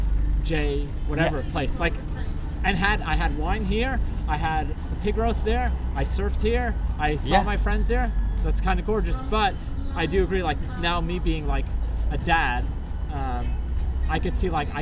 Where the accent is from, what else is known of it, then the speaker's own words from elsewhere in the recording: New York, United States; growing up in New York thing. It's like you have this in your DNA where it's like you can't let go.